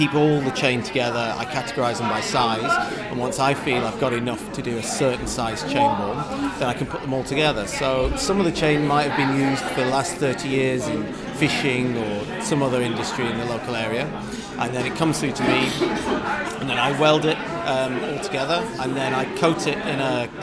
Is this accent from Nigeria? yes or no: no; Lancaster, North West England, United Kingdom; also born or lived in Morecambe; I grew up in Lancaster, Morecambe, went to school in the area, and I now live in the area